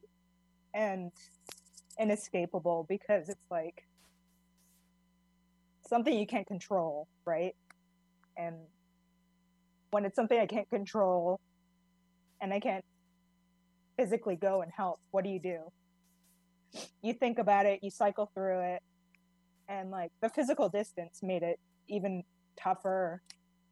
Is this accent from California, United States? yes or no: no; Hawaii, United States; moved away as an adult; now in Portland, United States; I'm Native Hawaiian